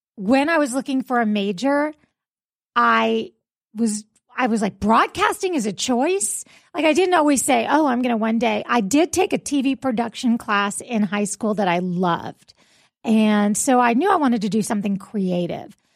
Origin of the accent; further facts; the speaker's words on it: South Florida, United States; moved away as an adult; now in Jacksonville, United States; the morning radio D Js I grew up with in South Florida